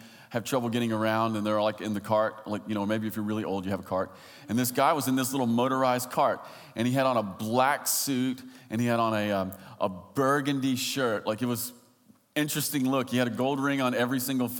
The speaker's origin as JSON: {"language": "English", "region": "Kentucky", "country": "United States", "said": "I am from Kentucky."}